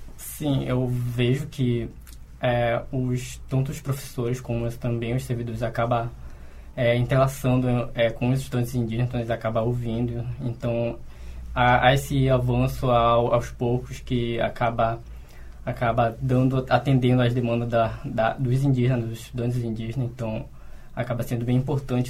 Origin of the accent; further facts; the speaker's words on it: Amazonas, Brazil; now in Porto Alegre, Brazil; vim do Amazonas